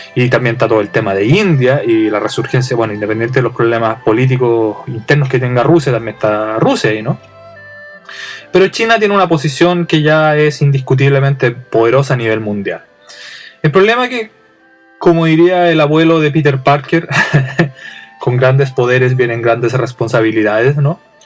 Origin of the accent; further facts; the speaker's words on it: Santiago, Santiago Metropolitan Region, Chile; now in Japan; yo vengo de Santiago